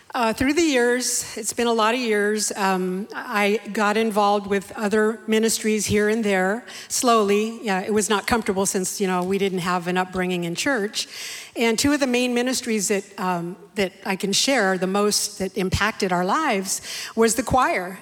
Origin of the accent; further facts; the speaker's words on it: San Jose, California, United States; also born or lived in Bakersfield, California; I was raised in San Jose all my life.